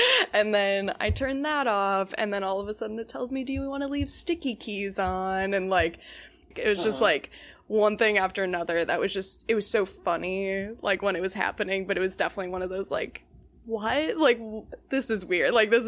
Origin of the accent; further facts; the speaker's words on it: Palmyra, Wisconsin, United States; I'm from Palmyra, Wisconsin, and that is the, like, southeastern tip of the Kettle Moraine Forest.